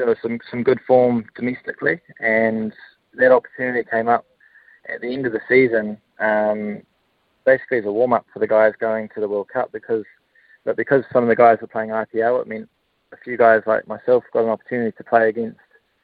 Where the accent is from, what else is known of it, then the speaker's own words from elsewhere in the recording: New Plymouth, Taranaki, New Zealand; But I'm a proud Central Districts man. I grew up in New Plymouth.